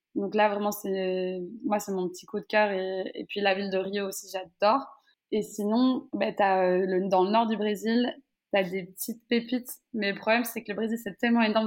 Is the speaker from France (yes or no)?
no; Brussels, Brussels-Capital Region, Belgium; je suis née en Belgique, j'ai grandi presque toute ma vie en Belgique